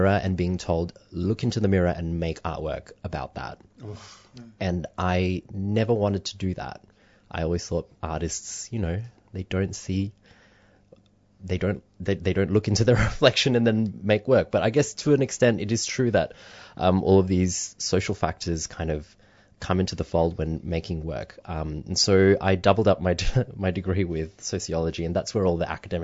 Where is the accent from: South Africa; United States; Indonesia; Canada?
Indonesia; moved away; I grew up in Indonesia